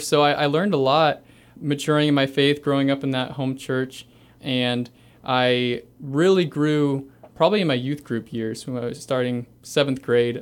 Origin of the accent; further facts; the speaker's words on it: Carlisle, Ohio, United States; also born or lived in Cleveland, Ohio; I grew up in a little town called Carlisle, Ohio. I was born near Cleveland and then moved to Carlisle. I was there pretty much my whole life